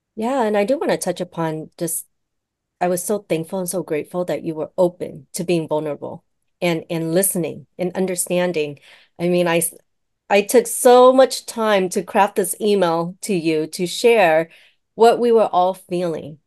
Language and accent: English; United States; I was born here, right, in the States